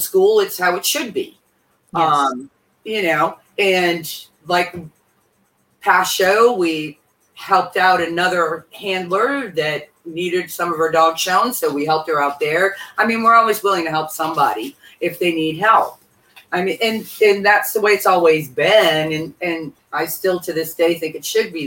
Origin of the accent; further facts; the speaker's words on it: Massachusetts, United States; I'm from Massachusetts